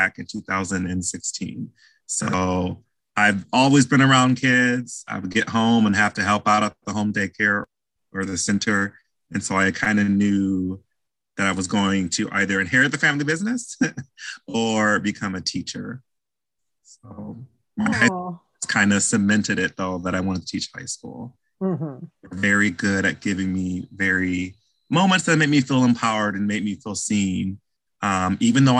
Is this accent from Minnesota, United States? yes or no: no; Bloomington, Illinois, United States; I'm from Bloomington, Illinois, a little small town central of Illinois